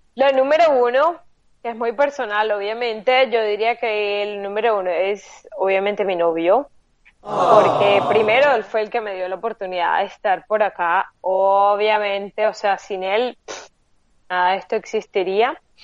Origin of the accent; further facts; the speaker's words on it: Colombia; moved away as an adult; now in Lisbon, Portugal; somos colombianos